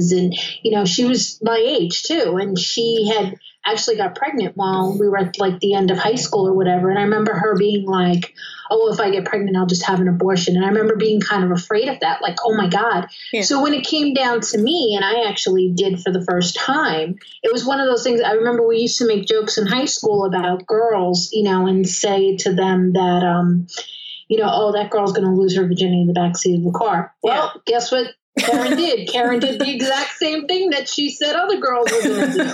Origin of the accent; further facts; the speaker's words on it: New York City, New York, United States; I grew up in Queens